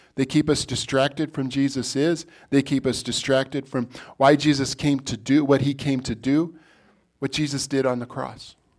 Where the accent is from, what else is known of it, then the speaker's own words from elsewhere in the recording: Billings, Montana, United States; I was born in Billings, Montana